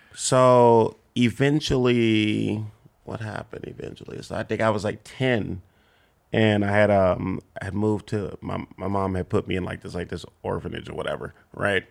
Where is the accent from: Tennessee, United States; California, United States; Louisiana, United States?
California, United States; Compton; born or raised there